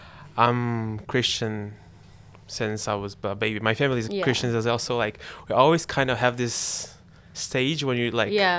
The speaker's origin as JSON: {"language": "English", "country": "Brazil", "second_language": "English", "moved": "yes", "lives_now": "London, United Kingdom", "said": "I'm originally from Brazil. Sorry for my accent. I'm studying at Greenwich University in London."}